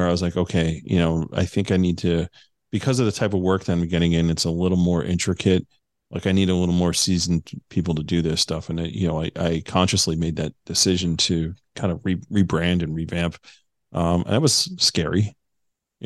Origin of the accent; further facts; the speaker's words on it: New Jersey, United States; I'm a kid from New Jersey who never even served in law enforcement